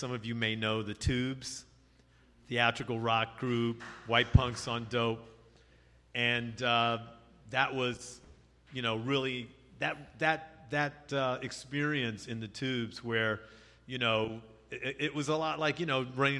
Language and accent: English; San Francisco, California, United States; moved away as an adult; now in New York, United States; I came from California, came from San Francisco in 78. Right out of school, finished school at USF.